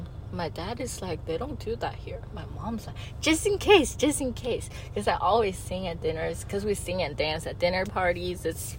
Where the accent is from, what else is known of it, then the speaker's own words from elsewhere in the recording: Hohhot, Inner Mongolia, China; moved away; I'm from Inner Mongolia. So it's still China. Okay. I'm from the capital city.